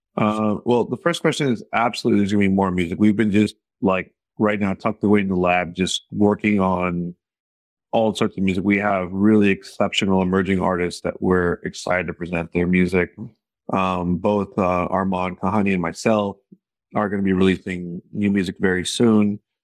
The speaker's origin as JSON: {"language": "English", "region": "Texas", "country": "United States", "tie": "born or raised there", "said": "growing up in Texas"}